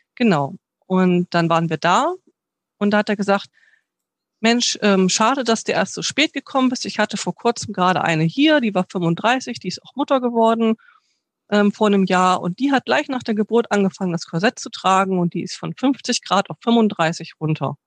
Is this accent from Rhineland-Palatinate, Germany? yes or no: no; Bremen, Germany; ich bin eigentlich gebürtig aus Bremen